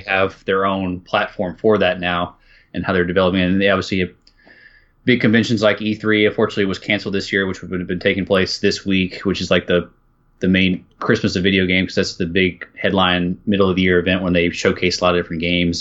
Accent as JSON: {"language": "English", "town": "Austin", "region": "Texas", "country": "United States", "tie": "born or raised there", "said": "I'm playing, like, in my hometown here"}